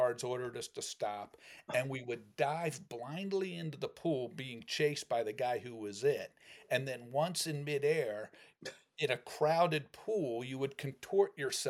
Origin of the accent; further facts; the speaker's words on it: Cherry Hill, New Jersey, United States; also born or lived in North Shore of Chicago; now in Chicago, United States; Cherry Hill, New Jersey, my hometown